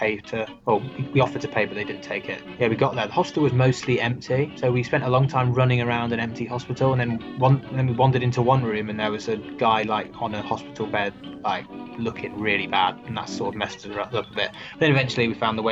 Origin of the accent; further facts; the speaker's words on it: England, United Kingdom; moved away as an adult; now in Bordeaux, France; I'm from England. I'm studying here.